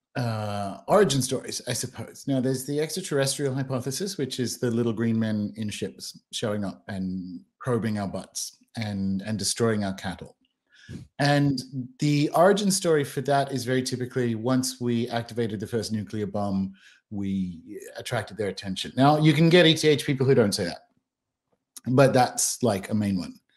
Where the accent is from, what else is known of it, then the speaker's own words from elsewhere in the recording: Australia; moved away; also born or lived in New Zealand / London / Bristol; born and raised in Australia, dual British citizen, lived around the world, lived in New Zealand